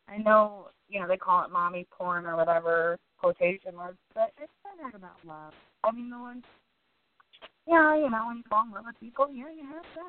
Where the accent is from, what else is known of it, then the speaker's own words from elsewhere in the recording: Manson, Ohio, United States; I grew up in Manson, Ohio.